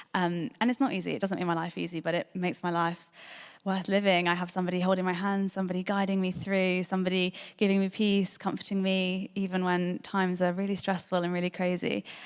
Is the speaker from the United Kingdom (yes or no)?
yes; Bristol, South West England, United Kingdom; I grew up in Bristol, I grew up in North Bristol